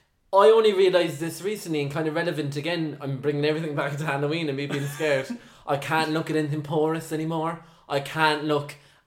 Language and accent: English; Ireland; I'm from Ireland.